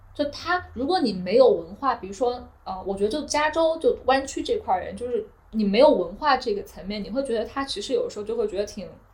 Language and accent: Chinese; China; moved away; also born or lived in Beijing; 我其实从小我都是在城市长大的，然后包括呃念大学的时候在北京这样的环境，就其实我其实小时候对乡村是没有概念的，可能在国内觉得乡村就是那种就是呃农村